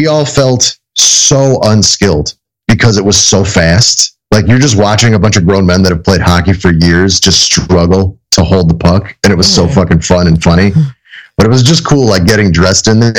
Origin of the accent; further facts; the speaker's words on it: Chicago, Illinois, United States; I grew up on the South Side